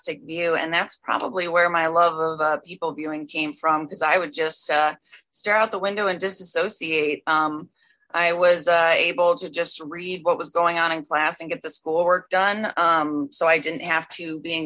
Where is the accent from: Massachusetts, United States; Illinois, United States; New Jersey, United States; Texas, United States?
Illinois, United States; Chicago; moved away as an adult; I landed a job right across the street from where I was raised in Chicago